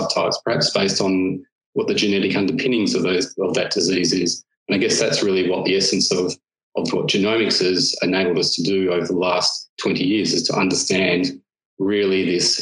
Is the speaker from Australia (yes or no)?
yes; Western Australia, Australia; moved away as an adult; also born or lived in London; now in Melbourne, Australia; I grew up in Western Australia and in fact on a farm.